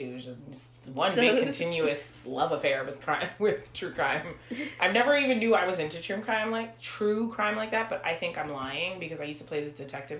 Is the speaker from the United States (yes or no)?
no; Haiti; we're not Nigerian. We're Haitian.